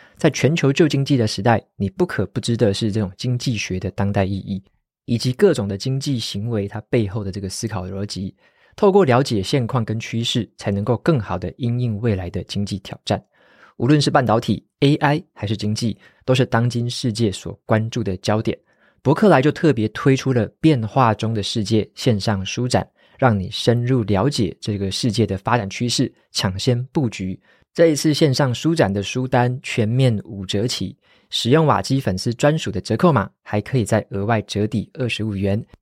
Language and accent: Chinese; Taiwan; 特别是身为台湾人的我们